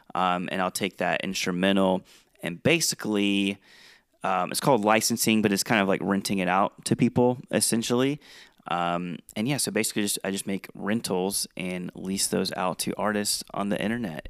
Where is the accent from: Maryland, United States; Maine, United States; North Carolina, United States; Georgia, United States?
Georgia, United States; moved away as an adult; also born or lived in South Dakota; I was in South Dakota and I'm from Georgia